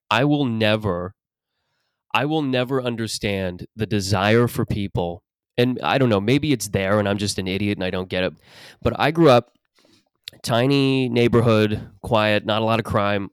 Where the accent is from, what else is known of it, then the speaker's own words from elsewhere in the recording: Mississauga, Ontario, Canada; In Mississauga, where I grew up